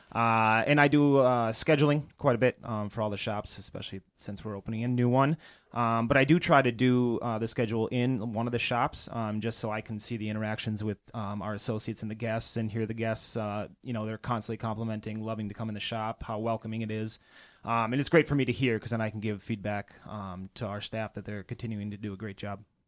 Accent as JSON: {"language": "English", "region": "northern Minnesota", "country": "United States", "tie": "born or raised there", "also_born_or_lived": "Portland, Oregon / Bozeman, Montana", "moved": "as an adult", "lives_now": "Chicago, United States", "said": "I grew up in, uh, northern Minnesota"}